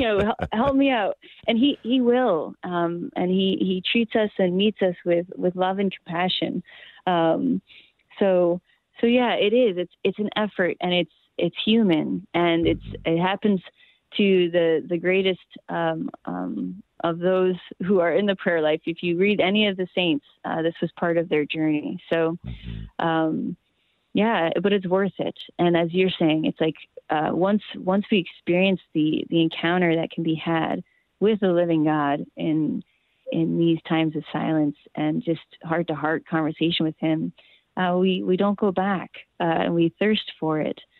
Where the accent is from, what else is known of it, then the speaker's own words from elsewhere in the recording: Maine, United States; where I grew up in in Maine